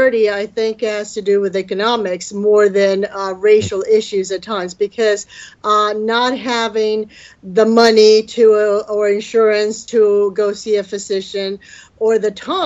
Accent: Mexico; now in United States; Growing up in Mexico, of course, you never heard of Parkinson's

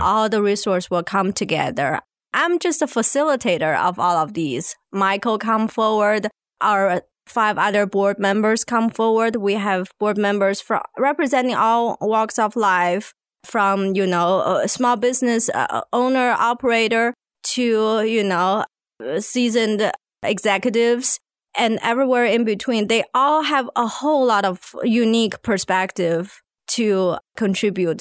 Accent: China; moved away as an adult; now in Arkansas, United States; I come from China originally

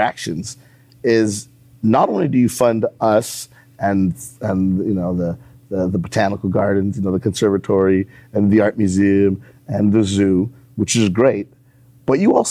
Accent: Montreal, Quebec, Canada; moved away as an adult; now in Columbus, United States; I'm from Montreal, Canada.

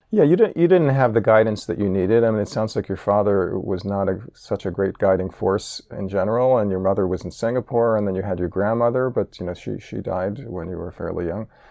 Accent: New York City, New York, United States; I grew up in New York City

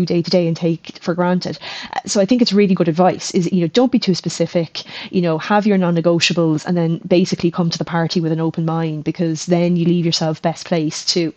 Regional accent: Ireland; moved away; also born or lived in Australia; we're coming back to rainy Ireland

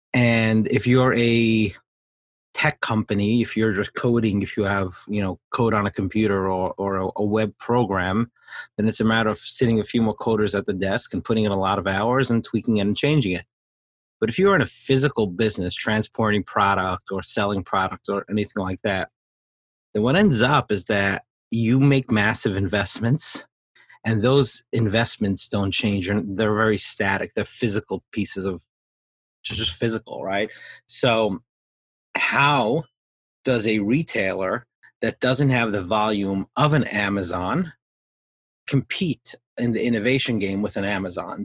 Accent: New York, United States; growing up in New York

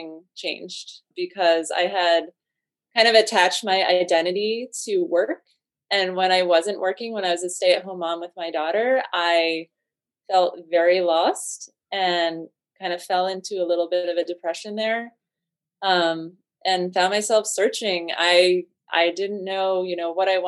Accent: Connecticut, United States; I grew up in Connecticut

